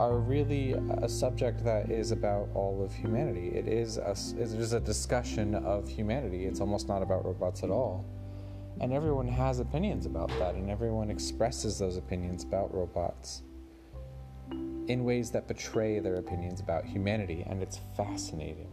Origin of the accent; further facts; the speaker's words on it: Anchorage, Alaska, United States; moved away as an adult; now in Seattle, United States; I was born and raised in Alaska, in Anchorage, which is the biggest city in Alaska